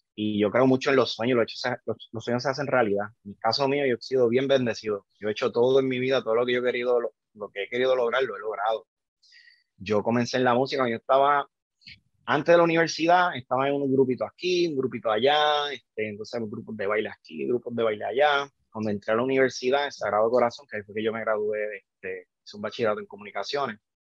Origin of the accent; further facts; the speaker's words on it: Yabucoa, Puerto Rico; moved away as an adult; now in Chicago, United States; yo soy, soy de Yabucoa, Puerto Rico, ya de, del este, nací, sí, nací en Chicago, este, me fui a los nueve años para Puerto Rico